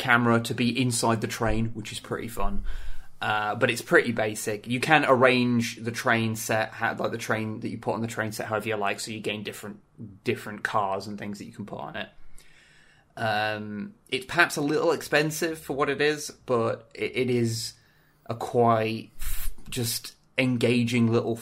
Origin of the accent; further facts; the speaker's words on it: United Kingdom; I'm quite British, but I'm not that British